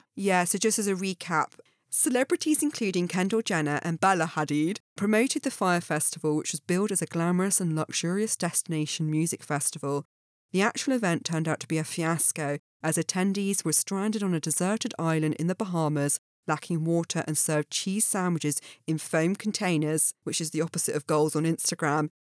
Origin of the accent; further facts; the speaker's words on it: Dorset, South West England, United Kingdom; my hometown in, uh, Dorset.